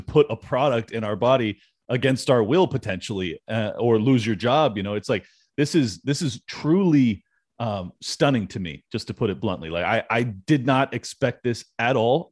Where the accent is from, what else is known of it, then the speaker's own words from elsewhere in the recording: San Diego, California, United States; Born and raised in San Diego